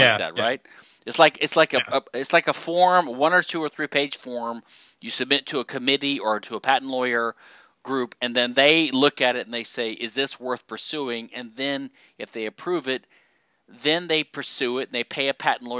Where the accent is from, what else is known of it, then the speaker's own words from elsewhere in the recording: the South, United States; we Southerners